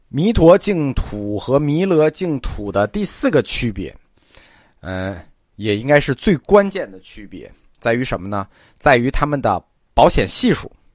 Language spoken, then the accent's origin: Chinese; China; 我们中国人